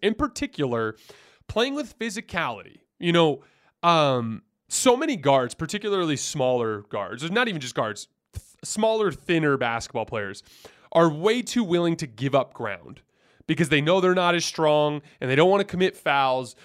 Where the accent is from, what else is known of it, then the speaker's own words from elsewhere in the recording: Tucson, Arizona, United States; I'm from Tucson